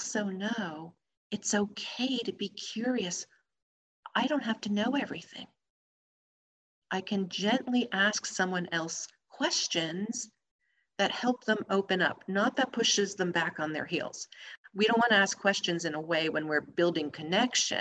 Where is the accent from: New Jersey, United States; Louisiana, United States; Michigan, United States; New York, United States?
New Jersey, United States; I'm from New Jersey